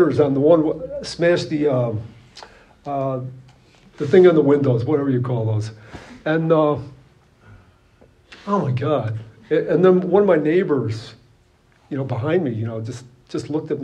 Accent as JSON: {"language": "English", "town": "Chicago", "region": "Illinois", "country": "United States", "said": "I'm from the Chicago area"}